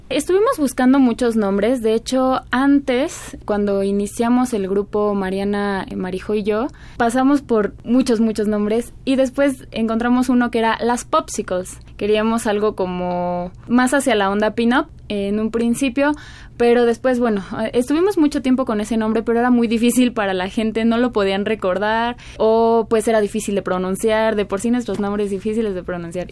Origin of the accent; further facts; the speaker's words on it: Mexico; Somos mexicanas